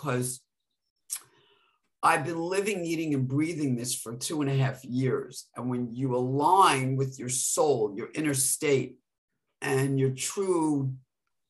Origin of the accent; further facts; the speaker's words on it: New York, United States; I'm from New York